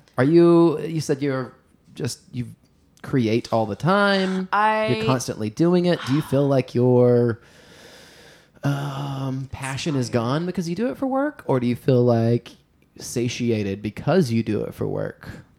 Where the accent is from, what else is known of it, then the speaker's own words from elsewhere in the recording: Louisiana, United States; Sexy alligators, because I'm from Louisiana.